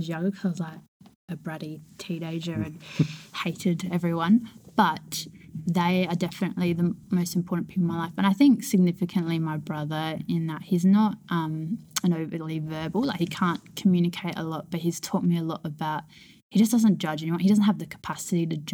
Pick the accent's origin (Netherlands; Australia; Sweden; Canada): Australia; Elizabeth, South Australia; I was born in Elizabeth